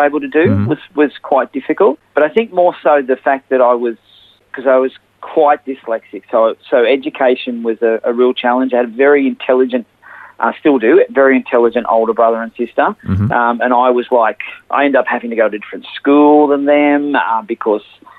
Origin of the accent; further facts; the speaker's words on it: Sydney, New South Wales, Australia; also born or lived in Maxville, New South Wales; now in Gladstone, Australia; I was actually born in a little coastal town called Maxville in New South Wales, but I grew up in Sydney, northwestern suburbs, in a suburb called Carlingford